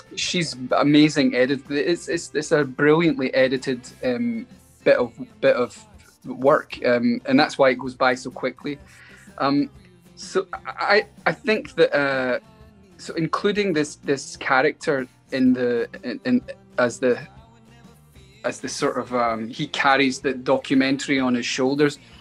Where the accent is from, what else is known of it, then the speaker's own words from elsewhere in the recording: Glasgow, Scotland, United Kingdom; now in Los Angeles, United States; we're Scottish